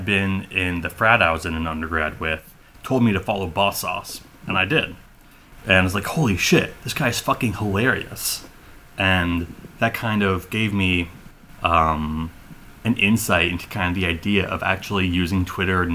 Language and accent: English; Lawrence, Kansas, United States; moved away as an adult; also born or lived in Oakland, California / Ann Arbor, Michigan / Sacramento, California; We moved to Lawrence, Kansas. Grew up there.